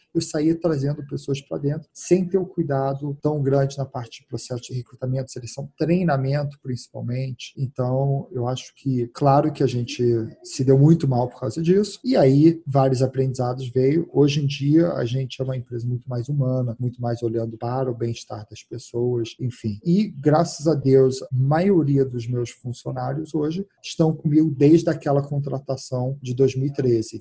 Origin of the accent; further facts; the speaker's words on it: United States; Portuguese is a second language; moved away as an adult; also born or lived in Brazil / England; eu cresci nos Estados Unidos, fui, eu nasci no Brasil, fui morar nos Estados Unidos com 5 anos de idade e voltei para o Brasil em 2002